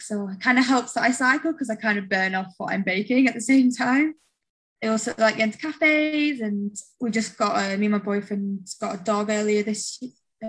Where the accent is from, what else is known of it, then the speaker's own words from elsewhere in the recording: United Kingdom; as a Brit